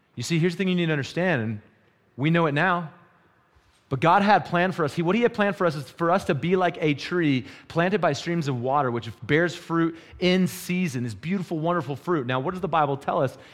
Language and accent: English; North Carolina, United States; moved away as an adult; now in Wyoming, United States; when I moved to Wyoming, I moved from North Carolina